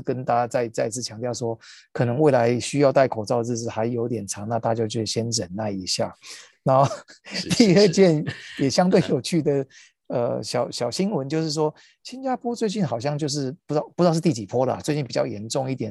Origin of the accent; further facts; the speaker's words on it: Taiwan; 我们身为，身为台湾人在台湾看这个新闻